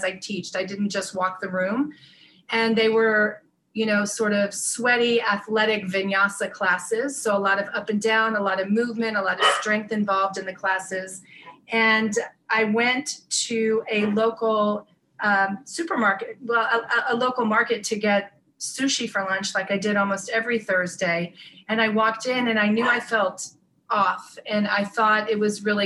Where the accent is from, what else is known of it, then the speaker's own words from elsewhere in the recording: North Florida, United States; I grew up in North Florida